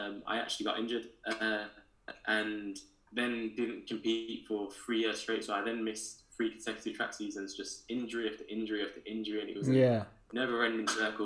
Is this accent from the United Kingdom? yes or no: yes; Birmingham, West Midlands, United Kingdom; moved away; I grew up in Birmingham in Handsworth, in the city area. Very different to where I live now, but for me, that's home and always will be.